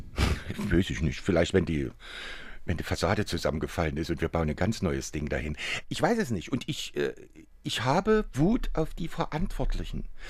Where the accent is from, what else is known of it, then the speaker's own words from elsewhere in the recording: Dresden, Saxony, Germany; ich bin in Dresden groß geworden